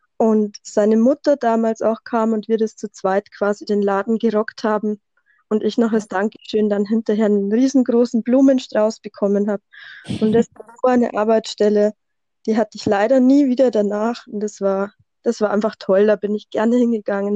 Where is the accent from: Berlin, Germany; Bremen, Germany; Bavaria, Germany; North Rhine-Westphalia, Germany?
Bavaria, Germany; accent: Bavarian dialect; komme aus Bayern, wie man wahrscheinlich ein bisschen an meinem Dialekt hört